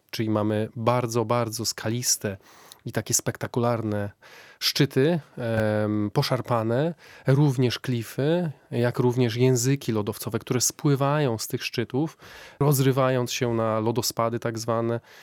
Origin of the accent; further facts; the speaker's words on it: Wrocław, Lower Silesian Voivodeship, Poland; moved away as an adult; also born or lived in Iceland; ja pochodzę z Wrocławia, więc jestem taki, takim trochę e, mieszczuchem.